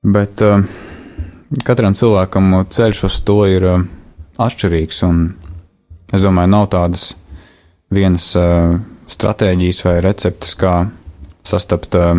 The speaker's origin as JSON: {"language": "Latvian", "region": "Riga", "country": "Latvia", "tie": "born or raised there", "said": "es esmu dzimis un uzaugusi Latvijā, Rīgā."}